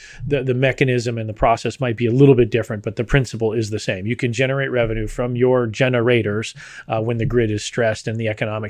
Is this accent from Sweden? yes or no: no; Texas, United States; I being a Texan and being here in the ERCOT grid